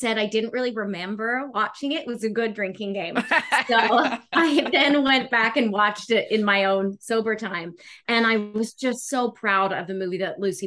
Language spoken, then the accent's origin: English; Australia; moved away as an adult; also born or lived in Calgary, Canada; now in Vancouver, Canada; I grew up in Australia, born in Calgary, grew up in Australia, and then I've just come here like 3 years ago.